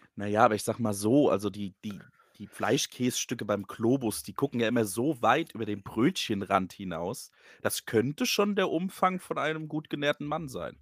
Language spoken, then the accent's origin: German; Hesse, Germany; accent: Hessian; mein hessischer Akzent